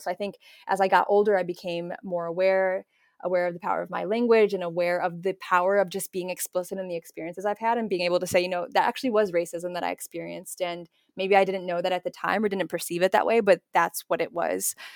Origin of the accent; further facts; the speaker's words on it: Naperville, Illinois, United States; I grew up in Naperville